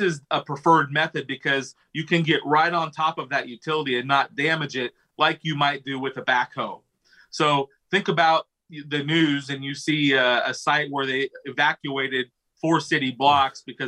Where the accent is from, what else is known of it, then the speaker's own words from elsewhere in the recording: Pella, Iowa, United States; I've been born and raised in Pella, Iowa, lived here my whole life.